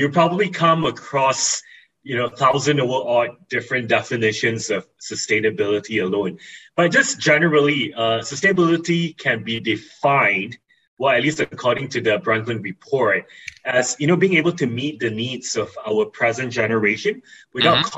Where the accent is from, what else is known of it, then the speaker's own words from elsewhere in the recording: East Coast of Peninsular Malaysia, Malaysia; growing up in the East Coast of Peninsula Malaysia, I've always been exposed